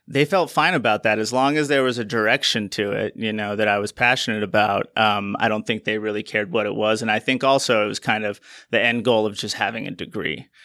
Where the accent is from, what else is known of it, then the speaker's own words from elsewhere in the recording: Utah, United States; moved away as an adult; also born or lived in Colorado; when the laws back here in my home state in Utah changed in twenty eighteen to allow and regulate the production of hemp and C B D, I moved back out here